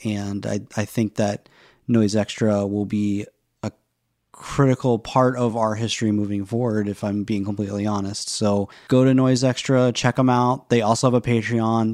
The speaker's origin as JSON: {"language": "English", "region": "the South", "country": "United States", "tie": "born or raised there", "said": "I grew up in the South"}